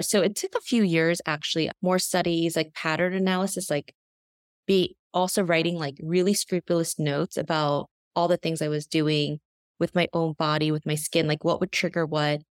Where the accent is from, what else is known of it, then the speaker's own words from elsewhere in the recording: New York, United States; also born or lived in South Korea; I was born in Korea and came here, eh, to the U S when I was very young, when I was just a year old, and grew up predominantly in New York